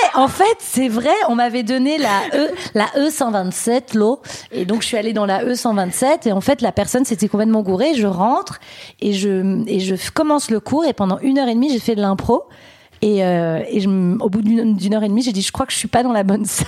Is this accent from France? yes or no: yes; France; je suis née en France. Mon père est né en France